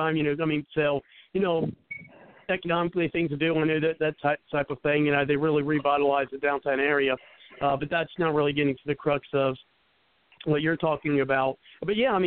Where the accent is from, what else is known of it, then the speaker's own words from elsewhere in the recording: Cincinnati, Ohio, United States; I'm from the West Side.